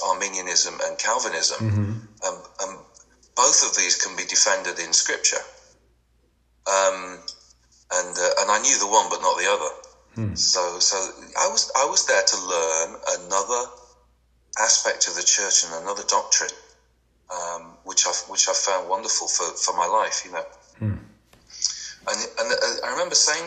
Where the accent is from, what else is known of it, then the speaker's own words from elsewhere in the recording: England, United Kingdom; moved away as an adult; also born or lived in France; I'm English